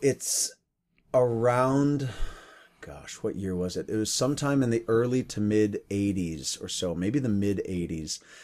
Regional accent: Connecticut, United States; moved away as an adult; now in Seattle, United States; when I was growing up in Connecticut

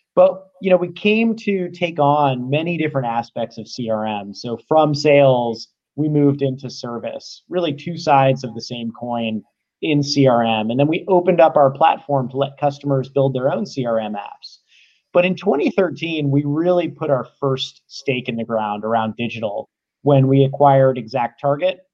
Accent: Cincinnati, Ohio, United States; also born or lived in Atlanta; now in San Francisco, United States; I grew up in Cincinnati

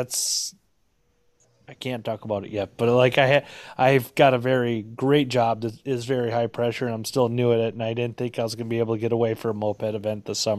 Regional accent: Minnesota, United States; because I am from Minnesota and I'm supposed to love hockey

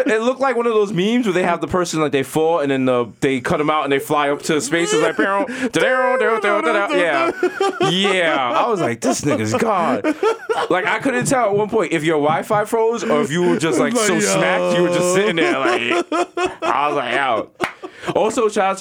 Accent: New York City, New York, United States; we're still from the Bronx.

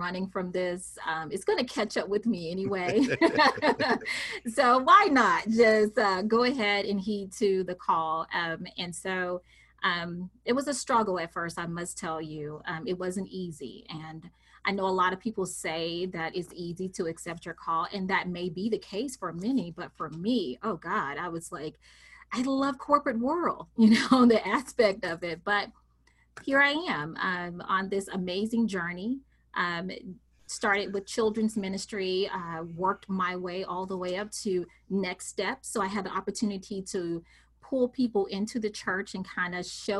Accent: Mississippi, United States; I am a country girl, born and raised in Mississippi

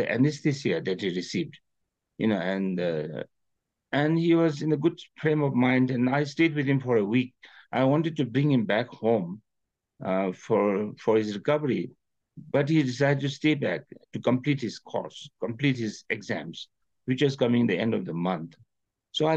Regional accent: Paro, Bhutan; I was in Paro at that time, in my hometown

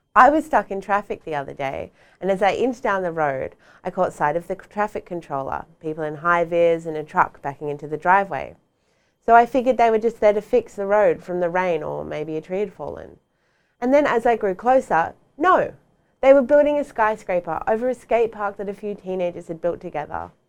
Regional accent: Sydney, New South Wales, Australia; moved away; also born or lived in West End, Brisbane; when I was a kid and I was growing up in Sydney

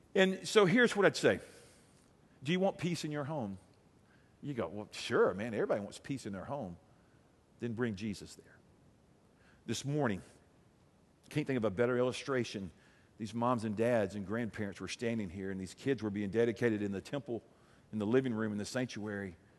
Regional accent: Alabama, United States; I'm from Alabama.

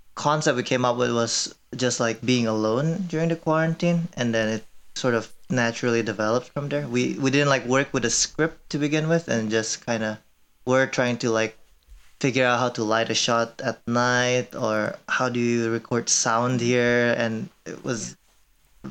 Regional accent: Indonesia; moved away as an adult; also born or lived in Korea; now in Madison, United States; I am Korean, but I grew up in Indonesia from since I was five years old

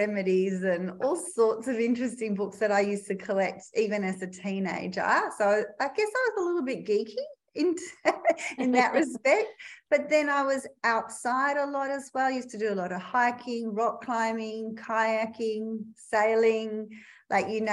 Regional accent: Melbourne, Victoria, Australia; moved away as an adult; now in Perth, Australia; I grew up in Melbourne, Victoria

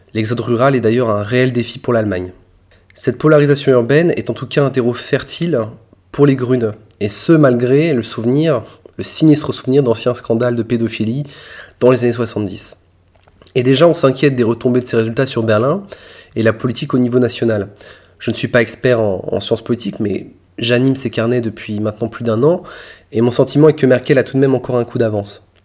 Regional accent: France; chez nous en France

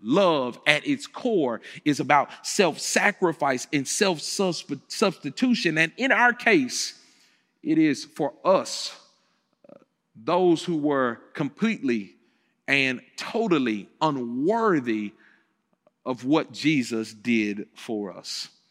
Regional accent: Memphis, Tennessee, United States; I grew up here in Memphis, Tennessee, so I came back home to Planet Church in the place where I grew up

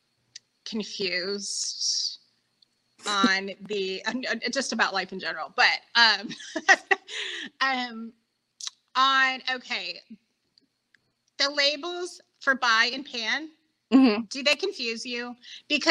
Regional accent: Oklahoma, United States; I grew up in the middle of nowhere, only about a half hour, 45 minutes from where Carrie grew up

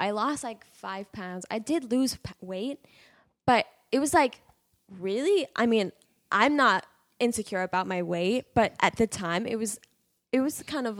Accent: United States; And I was like, I'm Indian, but I'm not Indian, really. I mean, like I am Indian, but I'm not Indian. Yeah. You know what I mean? Like I don't even speak Hindi. I don't speak.

